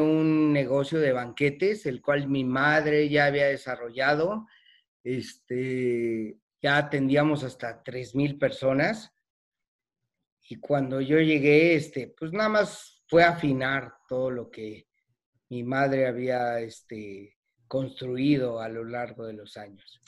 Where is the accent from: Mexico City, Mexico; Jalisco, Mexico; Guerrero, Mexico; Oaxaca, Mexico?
Mexico City, Mexico; moved away; Soy originario de la Ciudad de México